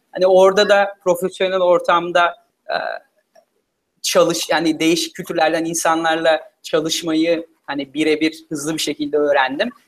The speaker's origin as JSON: {"language": "Turkish", "country": "Turkey", "tie": "born or raised there", "also_born_or_lived": "United States / Philippines", "moved": "as an adult", "said": "liseye kadar Türkiye'de okudum. E, sonra Amerika'da okumaya karar verdim üniversiteyi."}